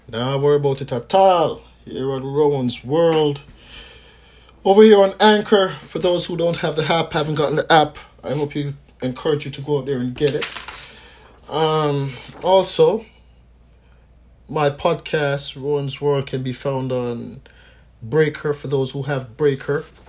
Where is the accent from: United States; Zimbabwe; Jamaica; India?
Jamaica; from time I was a youth growing up in Jamaica